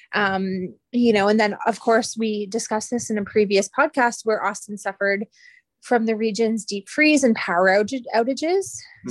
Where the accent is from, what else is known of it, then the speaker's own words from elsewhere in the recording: Canada; I am Canadian